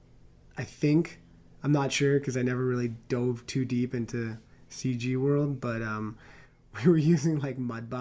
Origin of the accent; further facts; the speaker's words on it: New York City, New York, United States; moved away as an adult; also born or lived in Long Island / Chicago; now in California, United States; I'm from New York. I was born in the city and I lived out on the island